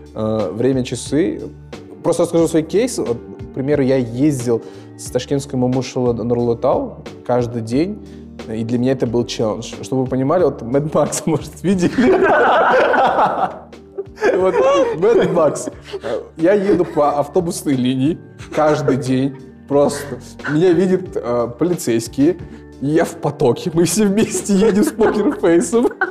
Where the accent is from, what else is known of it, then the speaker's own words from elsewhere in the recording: Almaty, Kazakhstan; Я вырос в, э, в Оксае, и этим очень сильно горжусь